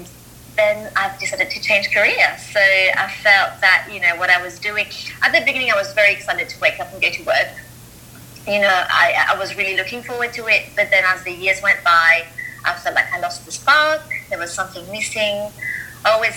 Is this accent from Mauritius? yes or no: yes; Mauritius; moved away as an adult; also born or lived in Melbourne, Australia; now in London, United Kingdom; I grew up in Mauritius, and you know, then at 18, I moved to Australia.